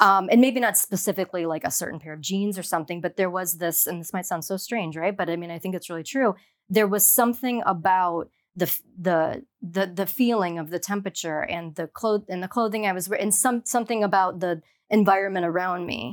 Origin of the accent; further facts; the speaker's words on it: Ohio, United States; moved away as an adult; now in Miami, United States; I grew up in Ohio